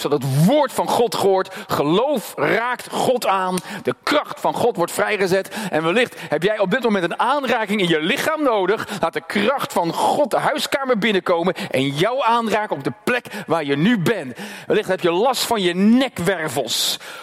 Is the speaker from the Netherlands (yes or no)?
yes; Netherlands; first language Dutch; Ik ben als Nederlander geboren en ik heb Nederlands geleerd